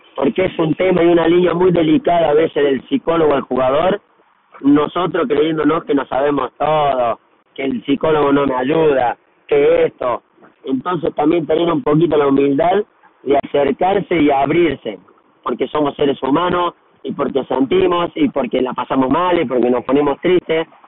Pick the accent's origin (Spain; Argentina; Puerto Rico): Argentina; now in Brazil